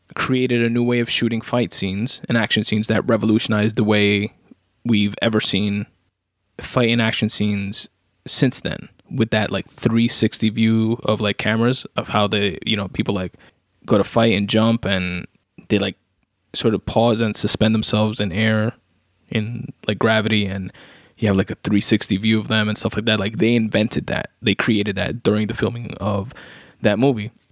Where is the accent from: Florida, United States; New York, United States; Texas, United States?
New York, United States; New York City; I'm not from the Bronx, I'm from Queens, but still New York